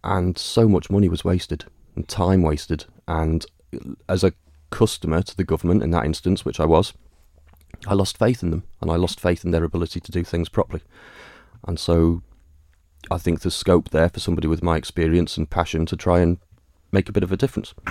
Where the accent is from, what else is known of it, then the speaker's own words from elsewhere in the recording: Douglas, Isle of Man; I was born on the Isle of Man, forty-five years ago, obviously. Uh, in Douglas, raised and educated in Douglas.